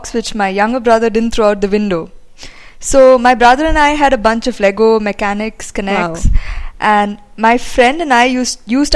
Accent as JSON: {"language": "English", "country": "India", "said": "life as Indian designers"}